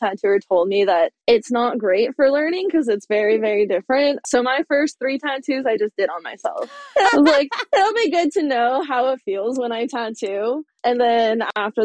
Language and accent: English; California, United States; moved away as an adult; also born or lived in San Francisco; now in Portland, United States; I'm from California